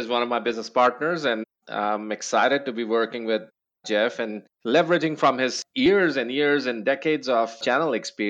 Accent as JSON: {"language": "English", "country": "New Zealand", "moved": "yes", "lives_now": "Austin, United States", "said": "Yeah, that's because I am a new Texan. I moved to Austin from New Zealand a couple of years ago."}